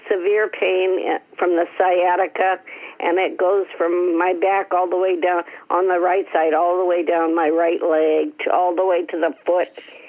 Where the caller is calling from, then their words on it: Bay Area, California, United States; I'm calling from the Bay Area in California.